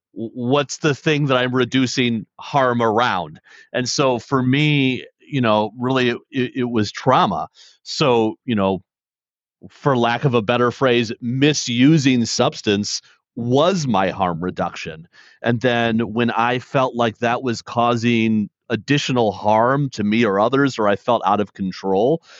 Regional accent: Detroit, Michigan, United States; born and raised in Detroit

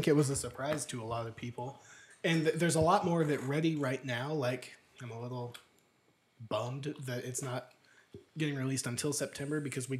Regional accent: United Kingdom; The UK.

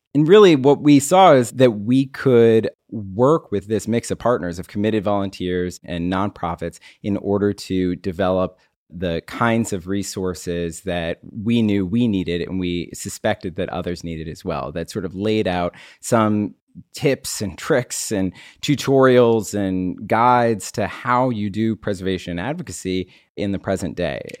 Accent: Maryland, United States; also born or lived in Pittsburgh; I grew up here in Maryland, moved away to Pittsburgh, and then came back

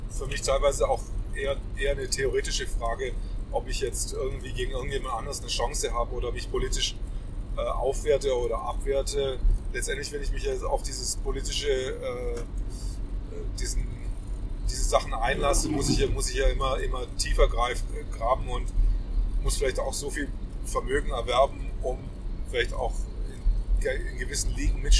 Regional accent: Swabia, Germany; Als Schwabe würde ich sagen

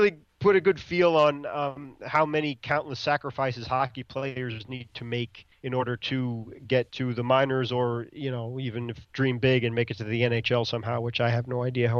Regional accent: New York City, New York, United States; I grew up in Brooklyn

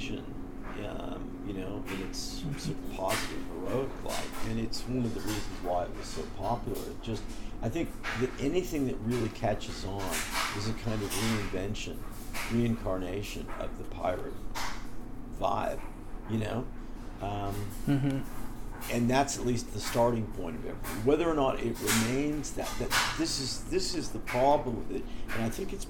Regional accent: Berkeley, California, United States; also born or lived in Oakland, California; growing up in Berkeley and Oakland

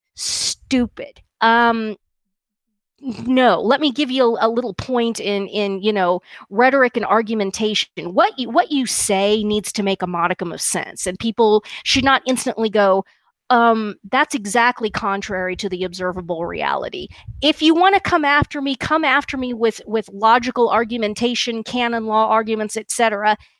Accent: Kansas, United States; where I grew up in Kansas was, you know, almost completely Protestant

